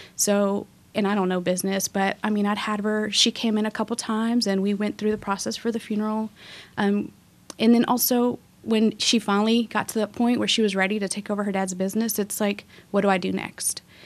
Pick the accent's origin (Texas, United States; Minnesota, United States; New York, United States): Texas, United States; Waco; also born or lived in Mexico; I was born in Mexico, but I grew up in Waco, graduated from La Vega